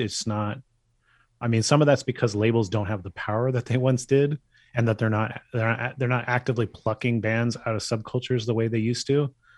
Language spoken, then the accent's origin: English; Bay Area, California, United States; I'm from the Bay Area